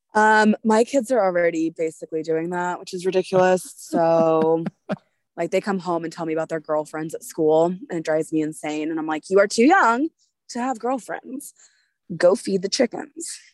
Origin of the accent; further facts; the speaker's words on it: United States; we're patriotic American people